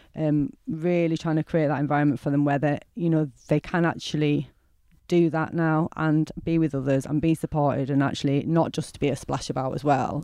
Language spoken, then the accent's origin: English; Bradford, Yorkshire and the Humber, United Kingdom; I'm from Bradford